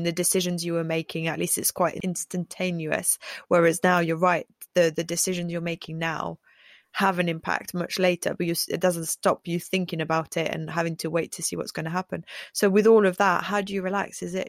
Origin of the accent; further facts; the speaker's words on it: France; now in England, United Kingdom; I'm a French person in England and I'm an English person in France.